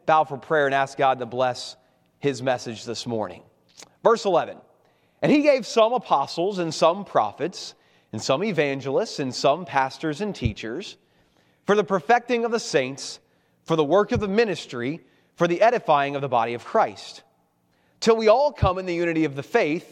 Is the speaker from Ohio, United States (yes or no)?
yes; Cincinnati, Ohio, United States; moved away as an adult; now in Baltimore, United States; I am originally from Cincinnati, Ohio